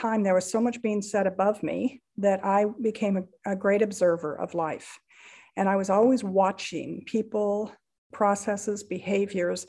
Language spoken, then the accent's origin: English; Rocky Mountains, United States; I was raised in the Rocky Mountains